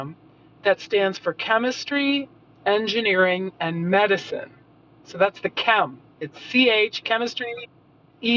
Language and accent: English; Lexington, Massachusetts, United States; moved away as an adult; also born or lived in Berkeley, California; I grew up in Massachusetts, in Lexington